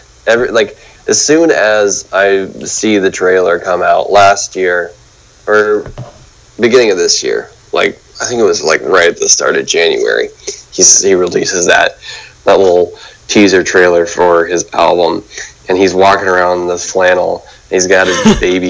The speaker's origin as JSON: {"language": "English", "town": "Memphis", "region": "Tennessee", "country": "United States", "tie": "born or raised there", "said": "That's because I grew up in Memphis, Tennessee."}